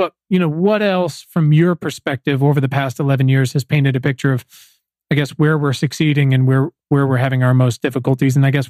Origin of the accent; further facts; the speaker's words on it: East Coast, United States; now in California, United States; I'm originally from the East Coast. I've been here for 10 years. I have very complicated feelings about California.